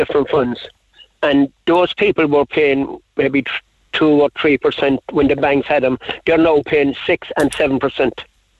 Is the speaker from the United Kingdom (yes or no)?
no; Cork, Munster, Ireland; I know when I lived in Douglas, I was born in Douglas in that area